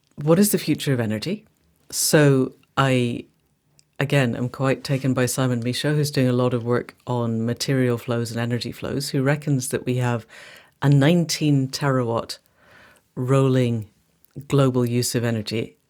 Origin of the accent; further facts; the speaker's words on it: Scotland, United Kingdom; I speak as a Scot